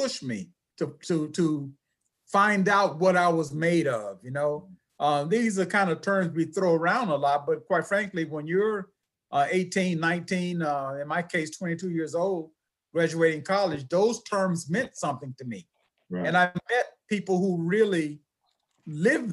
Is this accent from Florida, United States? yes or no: yes; Miami, Florida, United States; I'm from Miami, Florida. So I'm from a big city.